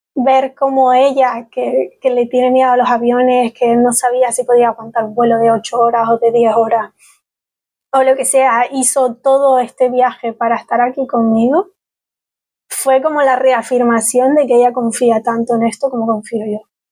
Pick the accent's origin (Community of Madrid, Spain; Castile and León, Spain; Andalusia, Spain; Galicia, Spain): Galicia, Spain; first language Spanish; al final soy gallega, pero me conozco tres sitios de Galicia, me conozco mejor Malasia o Vietnam que mi propia tierra